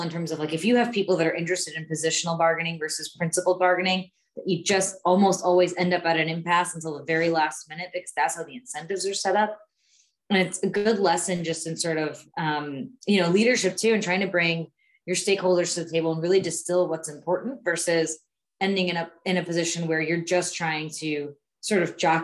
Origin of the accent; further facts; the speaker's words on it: New Jersey, United States; I grew up in Jersey